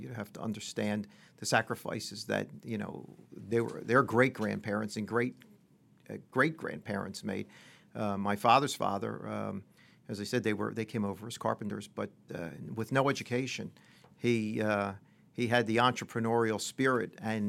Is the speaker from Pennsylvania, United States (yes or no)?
yes; Pennsylvania, United States; Well, I grew up outside of Philadelphia in the suburbs.